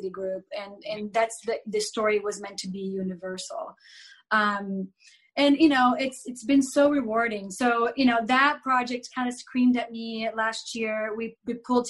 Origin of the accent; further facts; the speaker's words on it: Brazil; moved away; I grew up in Brazil in the 80s